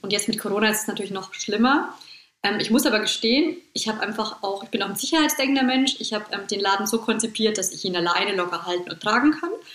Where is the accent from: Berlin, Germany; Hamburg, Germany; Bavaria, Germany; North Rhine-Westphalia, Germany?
Bavaria, Germany; Bad Kissingen; bei uns in Bad Kissingen